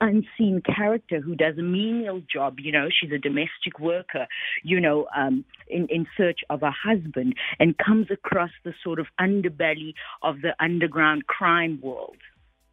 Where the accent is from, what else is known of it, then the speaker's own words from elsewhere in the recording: Cape Town, Western Cape, South Africa; also born or lived in New York, United States; I am a South African.